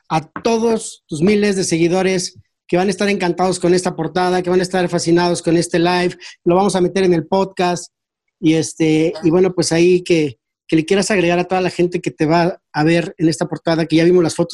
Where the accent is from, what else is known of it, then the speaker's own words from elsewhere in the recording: Mexico; como, mexicano